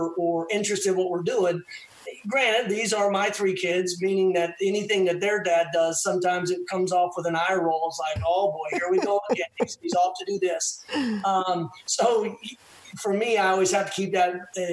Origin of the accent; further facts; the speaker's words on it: Texas, United States; as a Texan